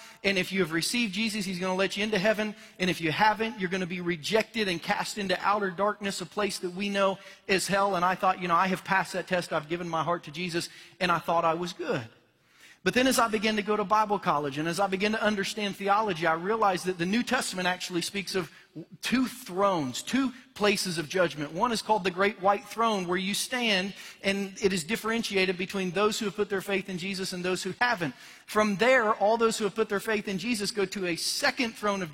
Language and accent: English; Cincinnati, Ohio, United States; my hometown Cincinnati